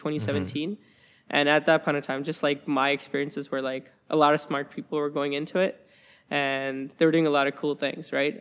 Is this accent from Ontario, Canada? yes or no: no; Alberta, Canada; moved away as an adult; now in Waterloo, Canada; I'm from, I'm from Alberta, right? Um, and, and I'm from a small town